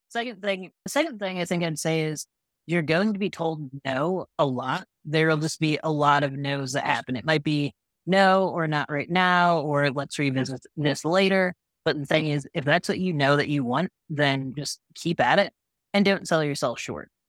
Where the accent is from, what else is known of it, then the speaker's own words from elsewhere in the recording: Midwest, United States; moved away; growing up in the Midwest